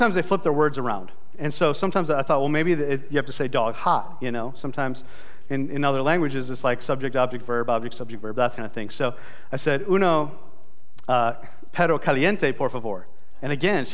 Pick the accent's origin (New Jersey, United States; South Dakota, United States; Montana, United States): South Dakota, United States; I'm from South Dakota and in the United States of America